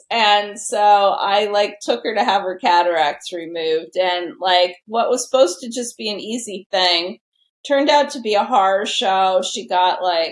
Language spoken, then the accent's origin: English; New York City, New York, United States; now in Connecticut, United States; I'm a New Yorker at heart. I grew up in New York City.